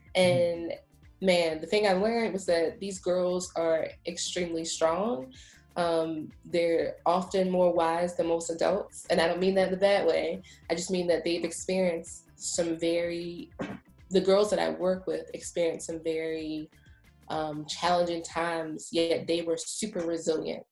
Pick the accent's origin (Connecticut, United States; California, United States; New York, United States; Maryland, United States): Maryland, United States; Baltimore; moved away as an adult; also born or lived in Washington, District of Columbia, United States; now in Prince George's County, United States; I'm also from Baltimore, um, but I went to the University of Maryland College Park um, for my undergrad and for my PhD